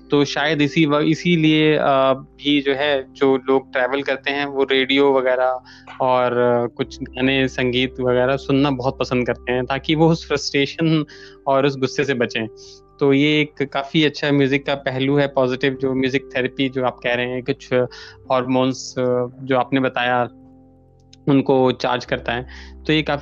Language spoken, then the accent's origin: Hindi; Himachal Pradesh, India; अब जैसा कि मैं हिमाचल से हूँ एक पहाड़ी क्षेत्र से हूँ